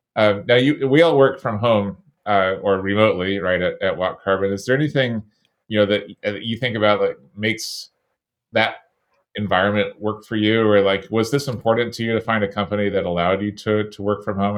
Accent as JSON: {"language": "English", "region": "Florida", "country": "United States", "tie": "born or raised there", "also_born_or_lived": "Syracuse", "moved": "as an adult", "lives_now": "Bay Area, United States", "said": "It reminded me of growing up in Florida and actually getting hit by a hurricane."}